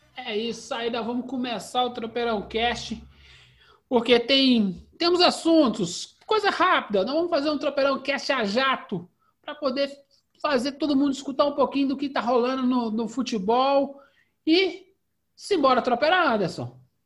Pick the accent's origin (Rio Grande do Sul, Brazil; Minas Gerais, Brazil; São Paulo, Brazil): Minas Gerais, Brazil; Belo Horizonte; a gente é aqui de BH